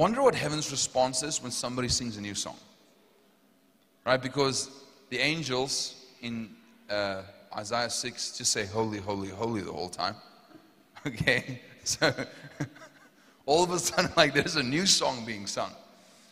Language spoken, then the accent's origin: English; Potchefstroom, North West, South Africa; accent: South African; I'm from Potchefstroom.